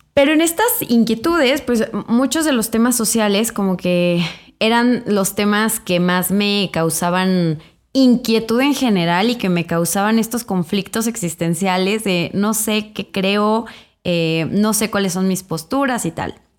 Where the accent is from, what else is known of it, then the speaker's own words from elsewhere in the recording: Irapuato, Guanajuato, Mexico; moved away as an adult; also born or lived in England; yo soy de Irapuato, Guanajuato